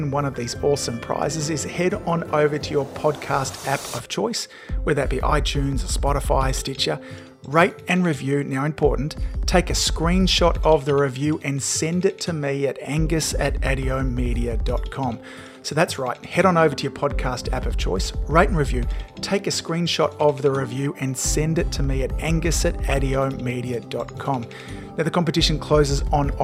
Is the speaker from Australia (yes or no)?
yes; Melbourne, Victoria, Australia; my hometown here in Melbourne, Australia